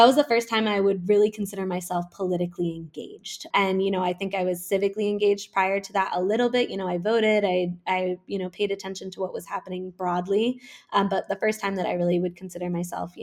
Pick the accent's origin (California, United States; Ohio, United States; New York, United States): New York, United States; Woodstock; now in Ridgewood, New York, United States; originally, I am actually from Woodstock, New York, which is a little town about 2 hours, a very small but famous little town about 2 hours upstate from New York City. And I grew up there